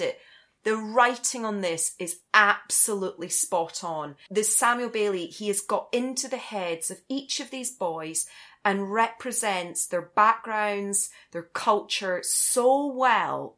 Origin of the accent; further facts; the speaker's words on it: Scotland, United Kingdom; I'm Scottish.